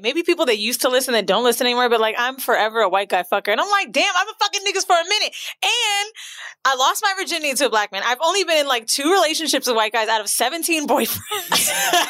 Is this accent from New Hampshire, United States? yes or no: no; Orlando, Florida, United States; now in New York, United States; as some of you know, we're from Florida. Orlando.